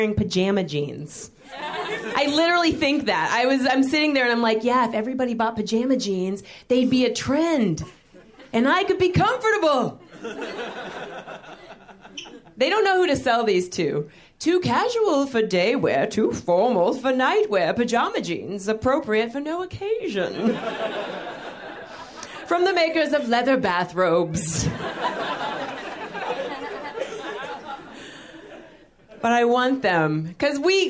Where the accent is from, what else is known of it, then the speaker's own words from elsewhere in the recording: Indiana, United States; now in New York, United States; growing up in Indiana